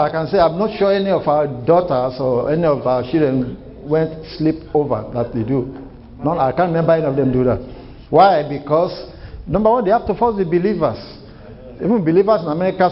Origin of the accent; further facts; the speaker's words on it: Nigeria; moved away as an adult; now in United States; I came from Nigeria, and I have my bachelor in Nigeria, and I just got my master's here